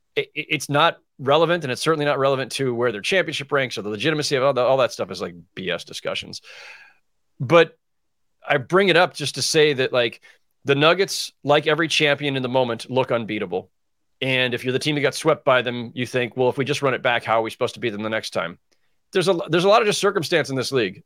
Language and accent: English; San Jose, California, United States; I grew up in, in South San Jose, right? So I grew up in Silicon Valley.